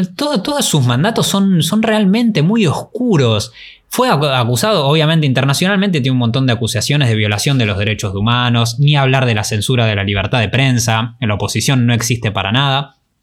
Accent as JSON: {"language": "Spanish", "country": "Argentina", "said": "como argentinos"}